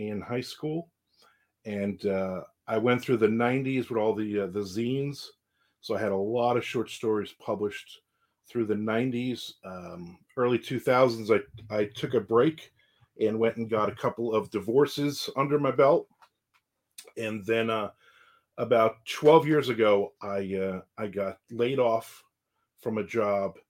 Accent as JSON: {"language": "English", "region": "New Jersey", "country": "United States", "tie": "born or raised there", "moved": "as an adult", "lives_now": "Jacksonville, Florida, United States", "said": "I was born and raised in New Jersey. I came down here in 2001"}